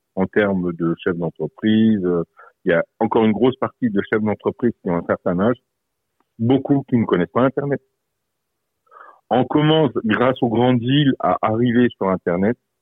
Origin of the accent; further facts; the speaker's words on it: Moselle, Grand Est, France; par chez nous en Moselle